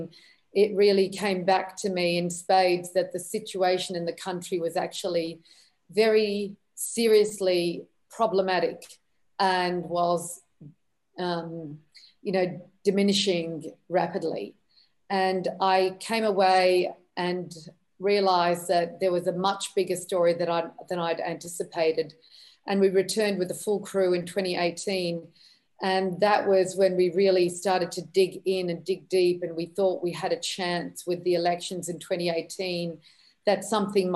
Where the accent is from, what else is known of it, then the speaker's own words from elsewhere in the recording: Australia; also born or lived in Lebanon; I grew up in Australia